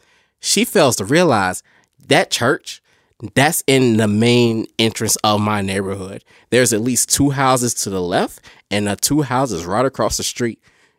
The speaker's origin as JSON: {"language": "English", "town": "Gainesville", "region": "Georgia", "country": "United States", "tie": "born or raised there", "said": "That's my hometown."}